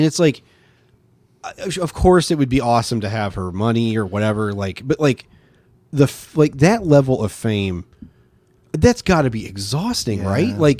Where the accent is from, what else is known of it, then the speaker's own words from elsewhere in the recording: Bloomington, United States; I grew up in Bloomington.